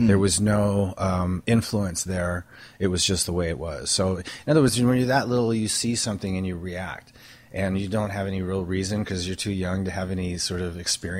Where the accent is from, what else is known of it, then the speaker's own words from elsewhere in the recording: Stoke-on-Trent, West Midlands, United Kingdom; moved away; I grew up in England, in Stoke-on-Trent, which is in the Midlands